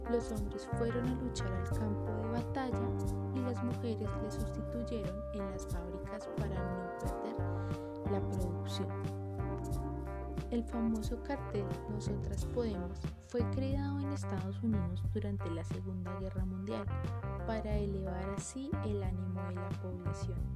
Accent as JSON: {"language": "Spanish", "country": "Colombia", "said": "Nosotros como colombianos tenemos grandes exponentes de nuestro país"}